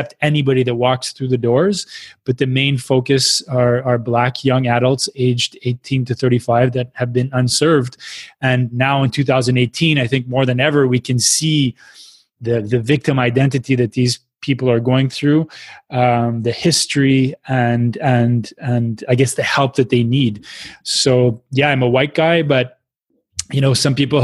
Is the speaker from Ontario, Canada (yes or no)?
no; Quebec City, Quebec, Canada; moved away; also born or lived in Montreal; I come from Quebec City, which is pretty much 99% white.